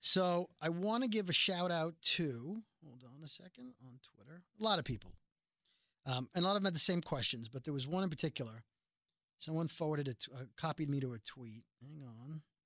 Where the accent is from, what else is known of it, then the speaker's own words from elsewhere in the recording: New York City, New York, United States; I'm from Brooklyn